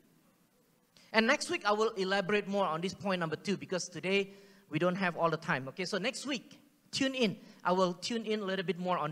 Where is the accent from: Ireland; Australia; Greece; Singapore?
Singapore; accent: Singlish; first language Singlish; English is a second language; English is not my first language, guys. Okay? Singlish is my first language